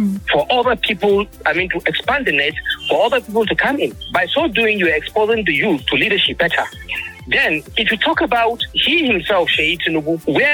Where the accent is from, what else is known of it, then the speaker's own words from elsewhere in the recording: Kaduna State, Nigeria; I'm from Kaduna State.